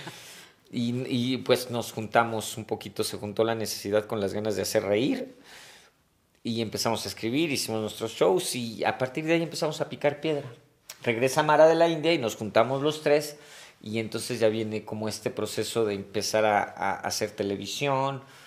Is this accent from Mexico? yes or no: yes; Mexico City, Mexico; Yo nací en la Ciudad de México. Este, pero por trabajo de mi papá algún tiempo nos fuimos a vivir a provincia.